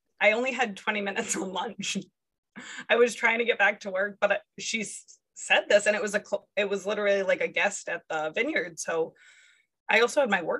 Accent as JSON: {"language": "English", "region": "Rhode Island", "country": "United States", "tie": "born or raised there", "said": "I was born and raised in Rhode Island"}